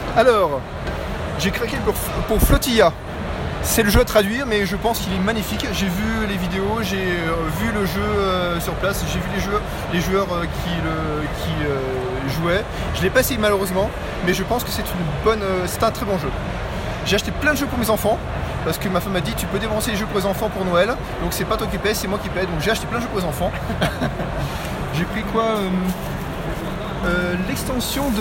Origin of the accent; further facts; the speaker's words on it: Haute-Savoie, Auvergne-Rhône-Alpes, France; now in Luxembourg; Et j'habite au Luxembourg et je viens de Haute-Savoie